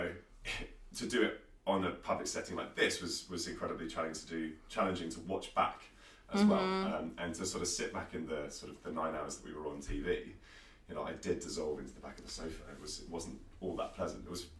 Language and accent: English; United Kingdom; But being British